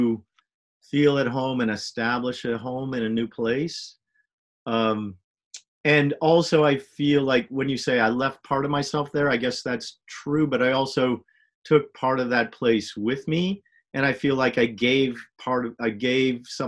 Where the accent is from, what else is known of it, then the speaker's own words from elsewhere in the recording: St. Paul, Minnesota, United States; moved away as an adult; also born or lived in Chicago / Providence, Rhode Island / Washington, D.C. / Boston; I grew up in St. Paul, Minnesota